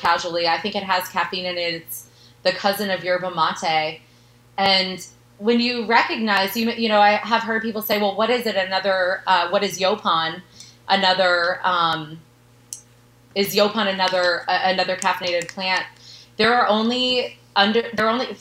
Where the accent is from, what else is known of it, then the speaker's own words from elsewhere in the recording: Vermont, United States; now in Austin, United States; I grew up in Vermont